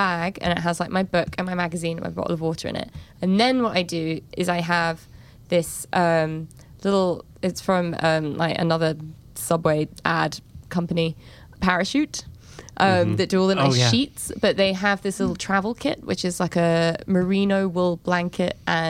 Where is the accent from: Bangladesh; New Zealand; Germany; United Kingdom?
United Kingdom; England; now in United States; I'm English